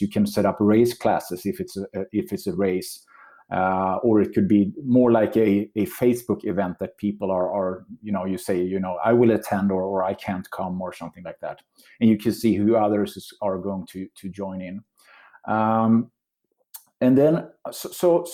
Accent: Sweden; I'm from Sweden

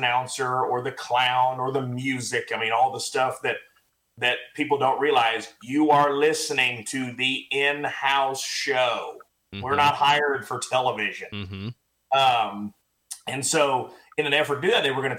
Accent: Pryor, Oklahoma, United States; now in Weatherford, United States; I grew up in Northeast Oklahoma, Pryor, Oklahoma, about 45 minutes northeast of Tulsa.

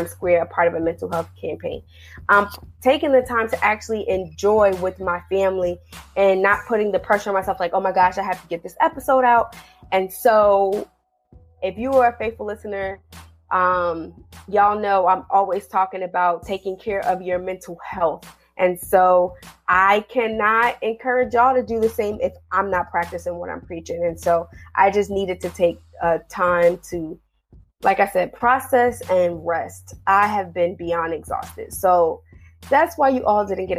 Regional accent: New Jersey, United States; now in Washington, D.C., United States; I'm originally from New Jersey, so I grew up like 20 to 30 minutes outside of Manhattan

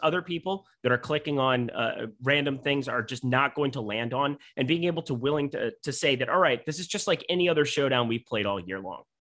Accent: South Dakota, United States; when I was a wee lad growing up in South Dakota

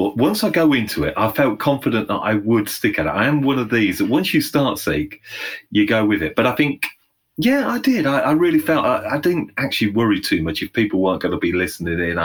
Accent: Northamptonshire, East Midlands, United Kingdom; also born or lived in London; Went back to my hometown. So I live in a central location in the heart of England, a place called Northamptonshire

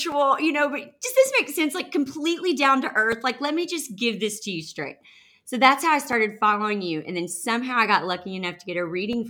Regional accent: the Bible Belt, United States; now in Nashville, United States; I grew up in the Bible Belt where we don't do that.

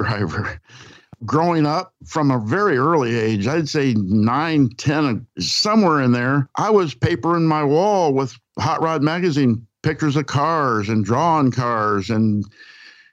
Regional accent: Wickliffe, Kentucky, United States; moved away; also born or lived in Cairo, Illinois; I'm from a small city right at the Ohio and Mississippi meet. It's called Wickliffe, Kentucky. I was born in Cairo, Illinois, right across the river from Wickliffe. But we lived on a cattle farm

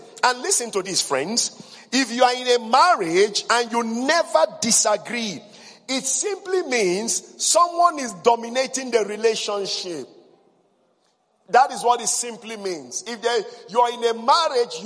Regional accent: Igbo, West Africa, Igboland, Nigeria; in West Africa, we're highly patriarchal. Number two, I came from the Igbo tribe

